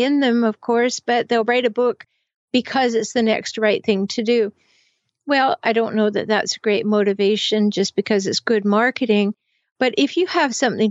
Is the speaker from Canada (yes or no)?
yes; Canada; I'm from Canada, so I say it both ways.